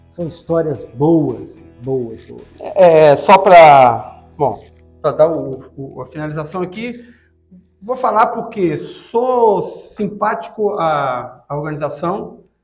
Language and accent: Portuguese; Cabo Frio, Rio de Janeiro, Brazil; also born or lived in São Pedro da Aldeia; Eu sou, por exemplo, eu sou de, da região dos lagos. Eu nasci em Cabo Frio, eu morei em São Pedro Aldeia